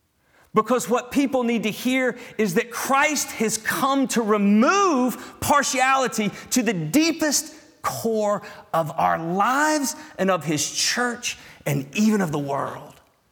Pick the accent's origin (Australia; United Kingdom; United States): United States; the South; moved away; as a Southerner.